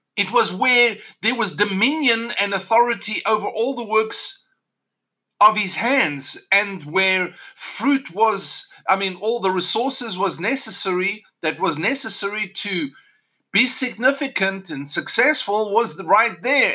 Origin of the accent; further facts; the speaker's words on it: South Africa; Growing up in South Africa, of course, I, even though South Africa gained independence the year of my birth